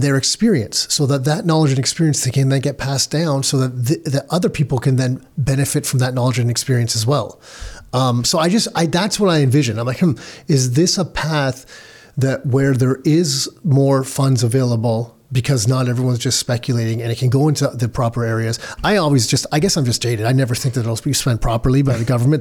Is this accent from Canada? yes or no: yes; Canada; I was born in Canada